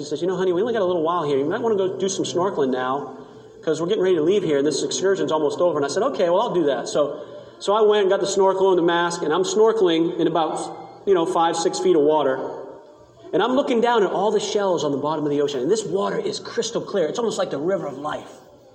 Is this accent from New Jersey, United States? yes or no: no; Maine, United States; I come from Maine. I grew up on the ocean